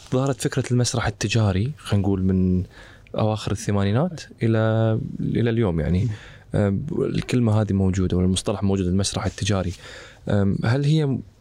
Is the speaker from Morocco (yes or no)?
no; Kuwait; احنا عندنا بالكويت